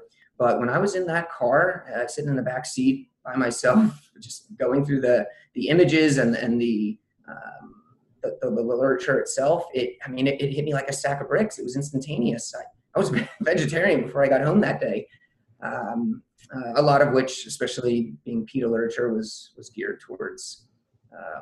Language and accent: English; Southern New Jersey, United States; I'm originally from Southern New Jersey, and at the time I was still living in the area